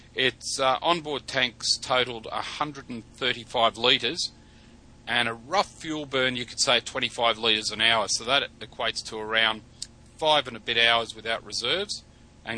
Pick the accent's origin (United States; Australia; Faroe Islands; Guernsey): Australia; Sydney, New South Wales; my hometown here in Sydney